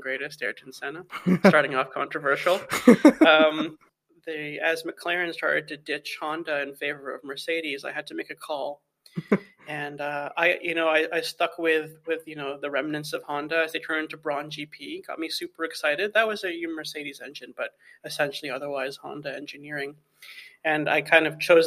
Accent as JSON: {"language": "English", "town": "Toronto", "region": "Ontario", "country": "Canada", "tie": "born or raised there", "said": "I'm Canadian, first of all. So I grew up in Toronto"}